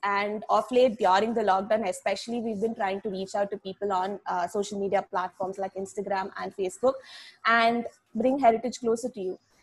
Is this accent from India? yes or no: yes; Chennai, Tamil Nadu, India; I'm from the city, I'm from Chennai